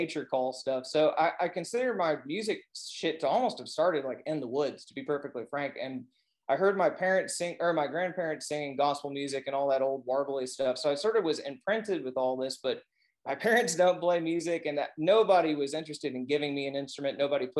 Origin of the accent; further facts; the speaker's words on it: Arkansas, United States; moved away as an adult; I kind of got out of Arkansas and did things